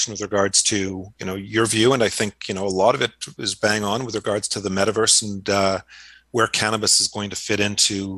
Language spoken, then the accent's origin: English; Montreal, Quebec, Canada; moved away; I grew up in Montreal